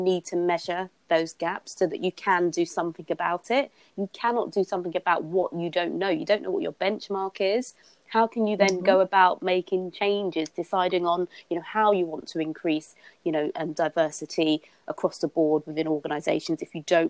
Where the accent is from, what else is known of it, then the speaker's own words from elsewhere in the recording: London, United Kingdom; I grew up in Hackney in East London.